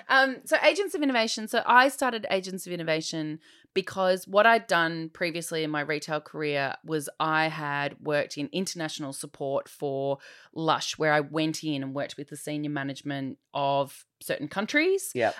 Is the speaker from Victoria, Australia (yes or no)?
yes; Diamond Creek, Victoria, Australia; I grew up in Diamond Creek